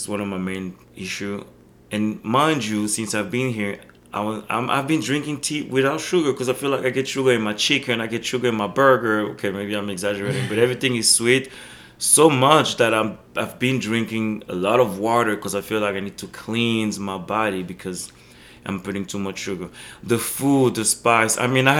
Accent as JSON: {"language": "English", "country": "Belgium", "tie": "born there", "said": "Remember, I was born in Belgium, and I always told Belgium invented techno."}